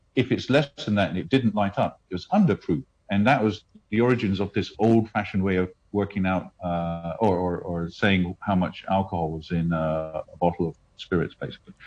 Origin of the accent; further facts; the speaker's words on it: India; moved away; I grew up in India